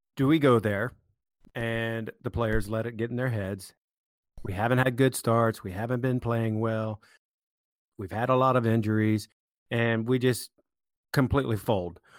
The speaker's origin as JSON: {"language": "English", "country": "United States", "said": "as an American"}